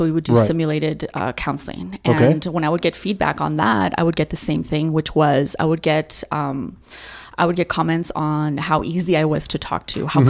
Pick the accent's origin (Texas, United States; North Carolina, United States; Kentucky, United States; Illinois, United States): Texas, United States; El Paso; also born or lived in Chandler, Arizona; Born and raised in El Paso.